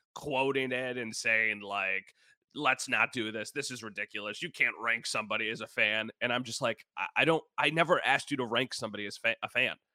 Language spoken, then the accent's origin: English; Wheatfield, New York, United States; born or raised there; now in Grand Island, United States